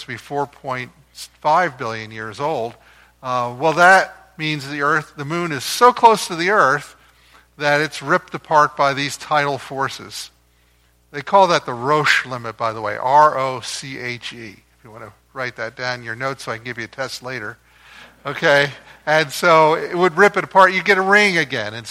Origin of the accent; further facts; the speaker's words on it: New Jersey, United States; I grew up in New Jersey, right across the river from Philadelphia